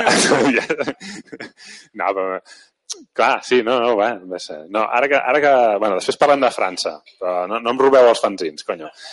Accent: Mataró, Catalonia, Spain; jo de Mataró, no? de fet encara sóc de Mataró

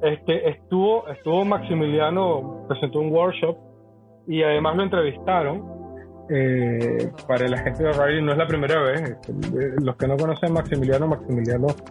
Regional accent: Venezuela; como venezolanos

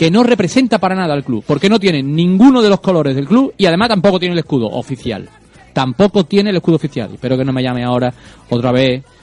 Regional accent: Andalusia, Spain; Yo soy jiennense y sevillista y no soy simpatizante, entre comillas.

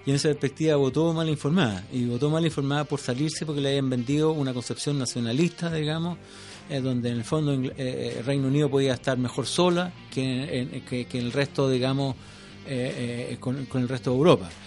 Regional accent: Chile; como chilenos

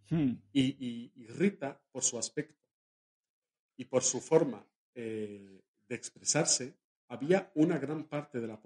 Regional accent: Valencia, Valencian Community, Spain; hay una mujer en mi pueblo, en Valencia, en mi ciudad, que es la alcaldesa y es una mujer.

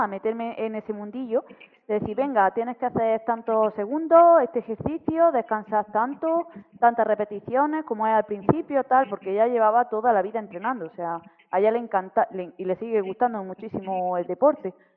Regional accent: Granada, Andalusia, Spain; moved away as an adult; now in Germany; actualmente vivo en, en Alemania, pero toda mi, o sea, yo vengo de Granada, de Andalucía y yo he estado pues toda mi vida en Granada

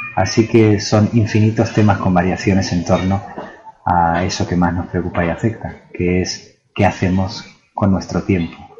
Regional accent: Buenos Aires, Argentina; now in Granada, Spain; Yo pasé mi infancia en Argentina y luego sí mi vida en, Granada o Granada, como se debe decir. Pero ese primer contacto fue en Buenos Aires.

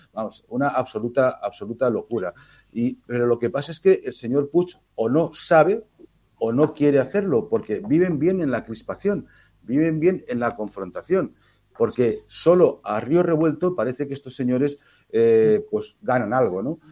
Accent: Valencian Community, Spain; Nosotros somos valencianos españoles como somos todos los valencianos

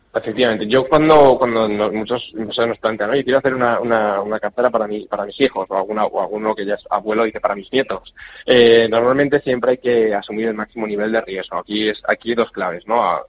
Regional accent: Spain; somos españoles, que vivimos en Europa

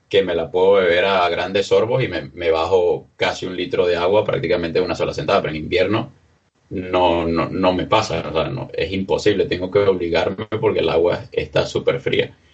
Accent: Venezuela; now in Spain; como soy un soy del, Caribe, de Venezuela, normalmente tomaba agua en casa

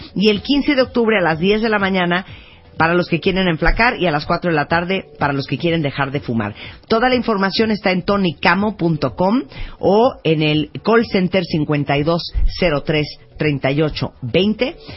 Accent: Mexico; qué tan orgullosos estamos de México, lo que nos encanta, lo que nos da pena, lo que presumimos y lo que más nos recuerda a nuestro país

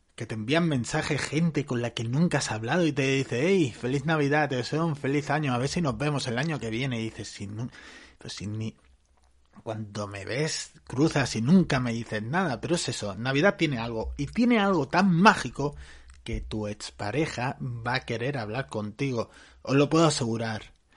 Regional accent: Barcelona, Catalonia, Spain; yo soy de Barcelona

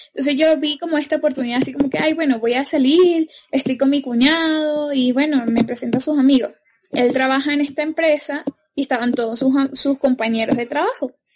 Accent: Venezuela; moved away as an adult; also born or lived in Ecuador; now in Colombia; soy venezolana

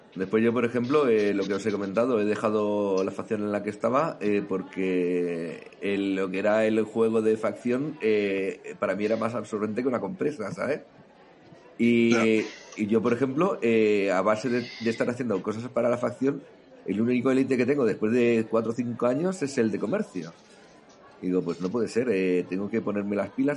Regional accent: Catalonia, Spain; como decimos aquí en Cataluña

